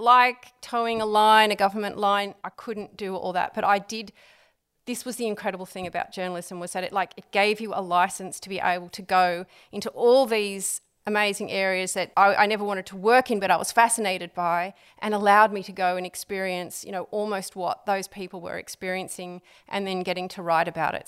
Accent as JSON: {"language": "English", "town": "Sydney", "region": "New South Wales", "country": "Australia", "said": "I'm, I'm from Sydney originally"}